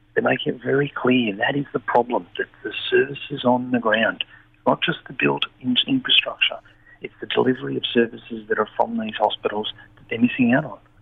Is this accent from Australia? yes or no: yes; Wollongong, New South Wales, Australia; where I am from Wollongong